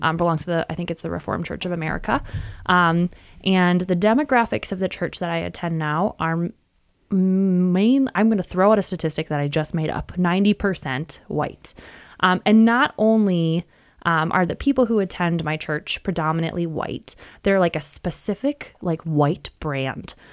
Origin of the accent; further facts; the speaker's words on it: West Michigan, United States; also born or lived in suburbs of Chicago; I was born and raised in West Michigan and still live in West Michigan